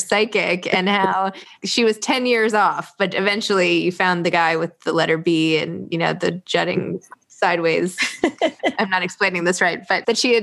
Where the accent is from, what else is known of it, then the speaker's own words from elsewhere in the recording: New York City, New York, United States; I was from New York